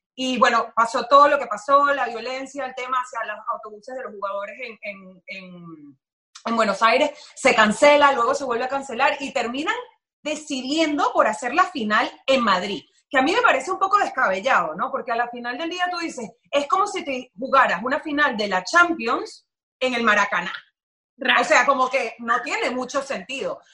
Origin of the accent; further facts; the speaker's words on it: Venezuela; now in Miami, United States; íbamos hablando normal, como tres venezolanos